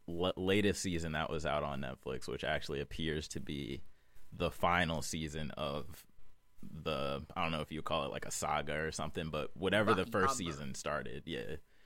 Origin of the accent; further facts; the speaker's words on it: New York, United States; I don't get New York that much. Like, I don't get the New York, like, I'm from New York